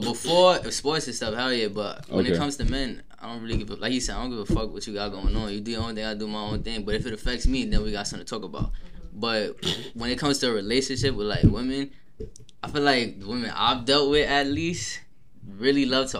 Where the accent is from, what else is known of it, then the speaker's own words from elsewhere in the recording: New York City, New York, United States; I'm from the Bronx.